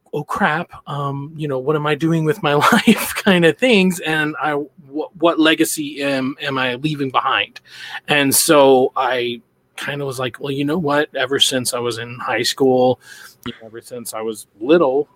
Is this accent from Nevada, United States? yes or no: no; Boise, Idaho, United States; I'm from Boise, Idaho.